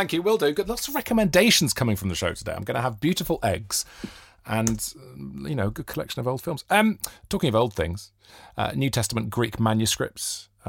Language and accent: English; Wales, United Kingdom; I feel like as a Welshman, there isn't an accepted Welsh identity of being above working class.